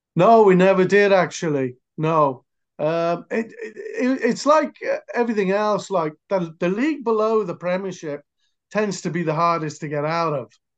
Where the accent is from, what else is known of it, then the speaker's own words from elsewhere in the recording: near Cardiff, Wales, United Kingdom; I'm from Wales, near Cardiff